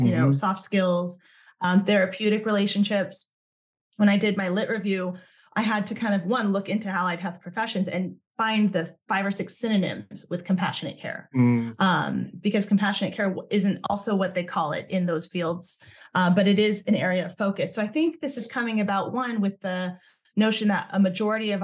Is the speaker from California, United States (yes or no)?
yes; Southern California, United States; my own experience growing up in Southern California as a Thai American